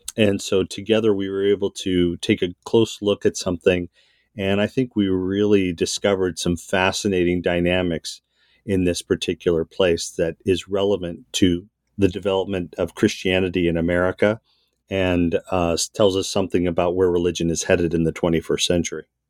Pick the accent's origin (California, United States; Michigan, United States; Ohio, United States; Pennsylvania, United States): California, United States; Southern; also born or lived in Massachusetts; from Massachusetts, soon moved to Southern California. So I grew up in a suburban white enclave